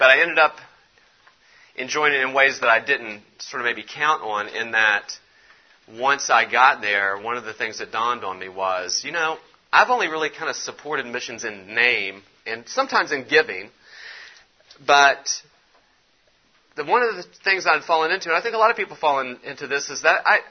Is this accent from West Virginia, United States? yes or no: yes; West Virginia, United States; moved away; I'm from West Virginia originally